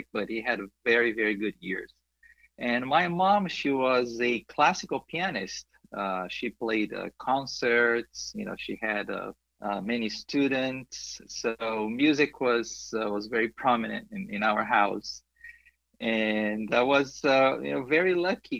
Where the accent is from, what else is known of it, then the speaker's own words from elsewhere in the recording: São Paulo, Brazil; English is a second language; moved away as an adult; also born or lived in Los Angeles; now in United States; I grew up in São Paulo